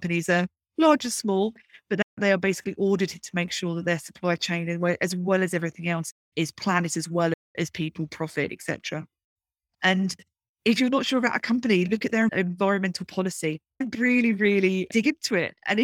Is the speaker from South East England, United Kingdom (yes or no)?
yes; Brighton, South East England, United Kingdom; growing up in Brighton in the UK.